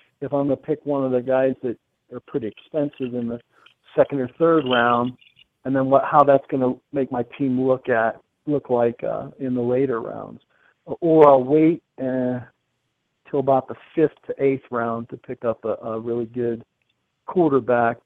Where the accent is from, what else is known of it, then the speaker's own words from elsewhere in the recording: Pittsburgh, Pennsylvania, United States; now in Denver, United States; I grew up in Pittsburgh, Pennsylvania